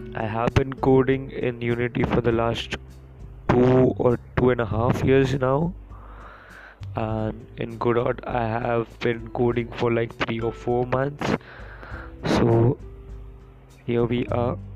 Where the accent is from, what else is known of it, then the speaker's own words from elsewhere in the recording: India; I am an Indian